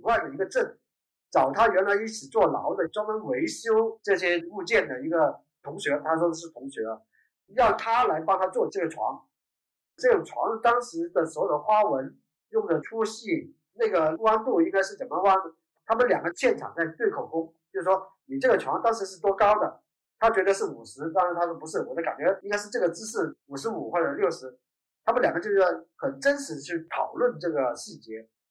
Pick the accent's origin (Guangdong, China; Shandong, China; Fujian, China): Guangdong, China; Dongguan; now in Dongguan, China; 我是在东莞这边出生，然后后来离开东莞然后后来又有机会回到东莞。东莞的变化太快了，从我很小的时候都是田野，我们满山跑